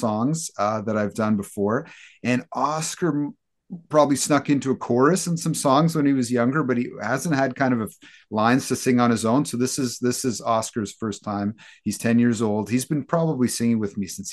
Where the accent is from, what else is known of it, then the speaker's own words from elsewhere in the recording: Hamilton, Ontario, Canada; we're all from Hamilton.